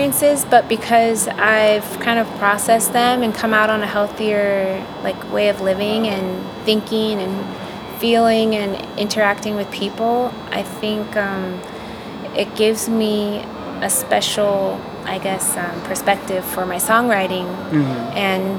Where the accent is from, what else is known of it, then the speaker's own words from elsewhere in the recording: Los Angeles, California, United States; Los Angeles.